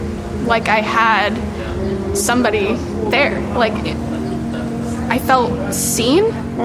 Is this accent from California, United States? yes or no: no; Kansas, United States; I was born in Kansas.